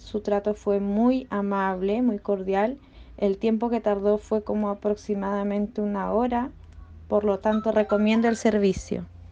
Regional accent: Chile; soy del país de Chile

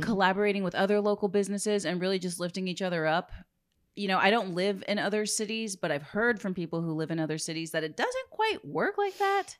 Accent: Corpus Christi, Texas, United States; being a born and raised in Corpus

